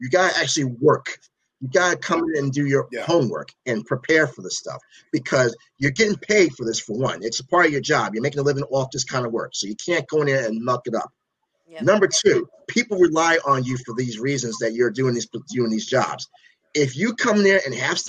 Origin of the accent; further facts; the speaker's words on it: New Jersey, United States; I'm from the Garden State, I was born and raised, like I said, in Jersey